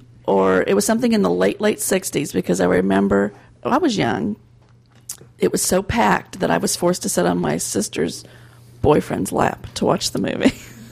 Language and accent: English; Illinois, United States; I grew up in Illinois, way far away from Disney